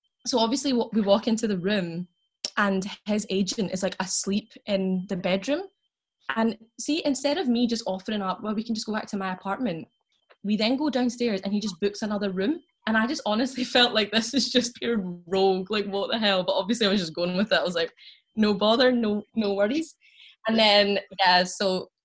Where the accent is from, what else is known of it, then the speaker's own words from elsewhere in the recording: Glasgow, Scotland, United Kingdom; I'm from Glasgow